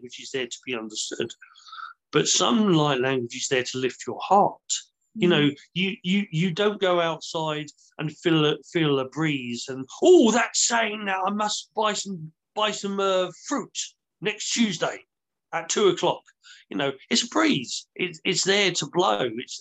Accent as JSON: {"language": "English", "country": "United Kingdom", "said": "we're British"}